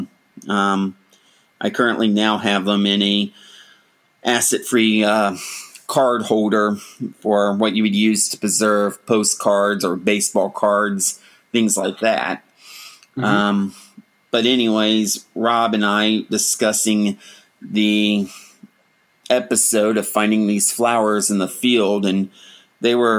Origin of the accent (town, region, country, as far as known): Ohio, United States; born or raised there